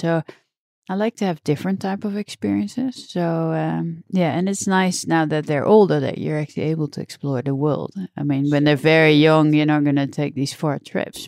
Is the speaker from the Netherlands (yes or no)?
yes; the middle of the Netherlands, central Netherlands, Netherlands; I grew up uh, in uh, the middle of the Netherlands, so more on the countryside